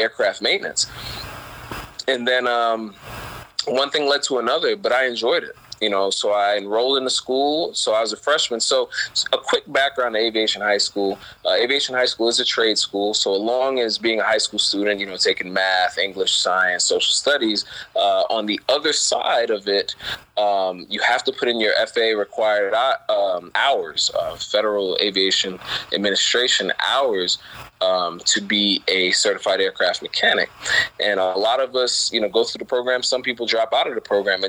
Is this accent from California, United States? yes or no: no; New York City, New York, United States; I grew up in Brooklyn